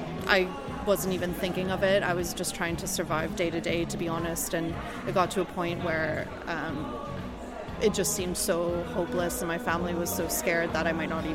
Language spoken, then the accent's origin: English; Canada; my home country of Canada